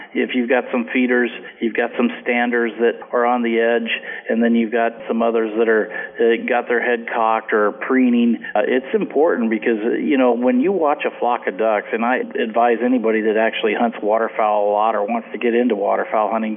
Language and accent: English; Willamette Valley, Oregon, United States; I grew up in the Willamette Valley here, where we had filbert orchards on the edges of our sloughs on the farm